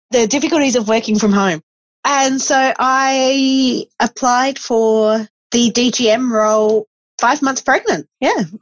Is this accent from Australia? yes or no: yes; Esperance, Western Australia, Australia; I grew up in Esperance, so you learned that one very quickly.